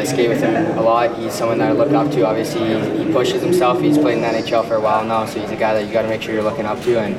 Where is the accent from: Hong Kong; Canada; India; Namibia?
Canada; Irma, Alberta; He's from my hometown of Irma, Alberta, which is pretty cool because there's about 500 people there